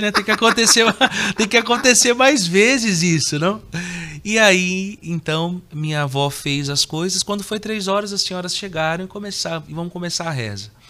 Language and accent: Portuguese; São Paulo, Brazil; born there; Eu nasci em São Paulo, capital, dia 9 de outubro de 85.